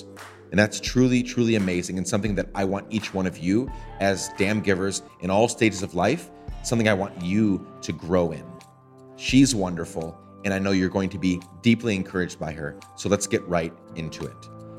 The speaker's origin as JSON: {"language": "English", "country": "Guatemala", "tie": "born or raised there", "said": "One was growing up in Guatemala and just different things that were in my path that kind of helped me become that."}